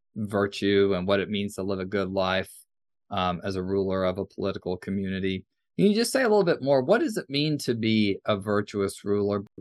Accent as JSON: {"language": "English", "country": "United States", "said": "growing up in the United States"}